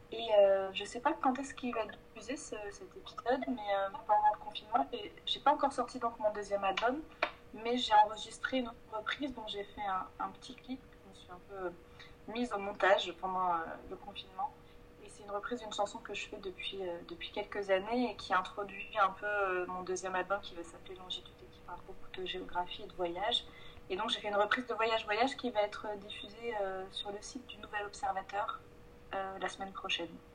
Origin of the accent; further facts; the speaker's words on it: Provence-Alpes-Côte d'Azur, France; moved away as an adult; now in Paris, France; Moi, je viens du sud de la France, ça, m'embête de dire ça, je suis de, Provence